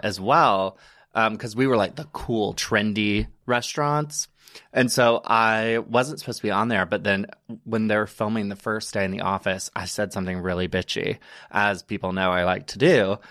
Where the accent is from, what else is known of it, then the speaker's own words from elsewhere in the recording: Alabama, United States; moved away as an adult; also born or lived in Chattanooga, Tennessee; now in New York, United States; I am originally from Private, Alabama, which is a small little town. Um, grew up there, born and raised